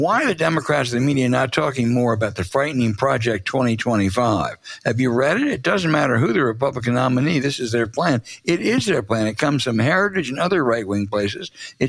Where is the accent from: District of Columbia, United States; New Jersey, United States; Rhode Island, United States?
District of Columbia, United States; Washington; my hometown of Washington, D.C.